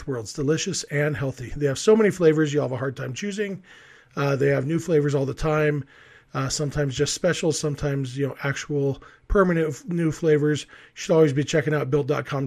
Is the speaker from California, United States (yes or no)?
yes; Lake Elsinore, California, United States; I grew up in Lake Elsinore